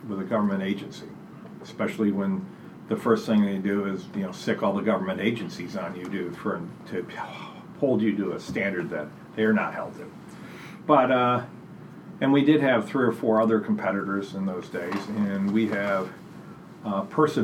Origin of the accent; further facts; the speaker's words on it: outside of Buffalo, Rochester, New York, United States; now in Portland, United States; I grew up outside of Buffalo, Rochester, mm-hmm. on a very rural part of the state